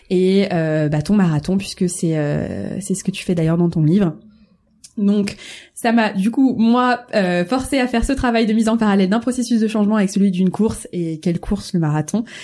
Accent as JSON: {"language": "French", "town": "Marseille", "region": "Provence-Alpes-Côte d'Azur", "country": "France", "said": "je suis marseillaise"}